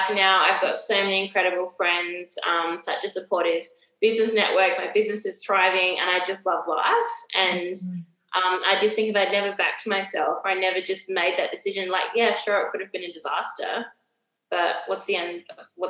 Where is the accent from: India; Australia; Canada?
Australia; Adelaide, South Australia; moved away as an adult; also born or lived in Sydney / Melbourne; now in Brisbane, Australia; I'm actually from Adelaide.